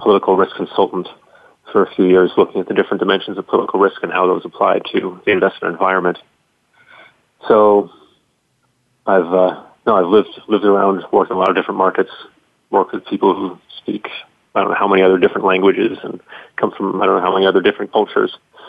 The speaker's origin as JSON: {"language": "English", "country": "Spain", "tie": "born or raised there", "also_born_or_lived": "Russia", "said": "Well, I've lived outside the United States for most of my life. I grew up in Spain, and then I lived in Russia for about 9 years."}